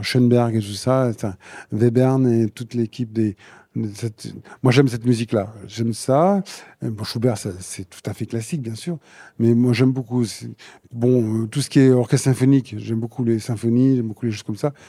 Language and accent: French; Limoges, Nouvelle-Aquitaine, France; quand j'étais gamin aussi à Limoges, au conservatoire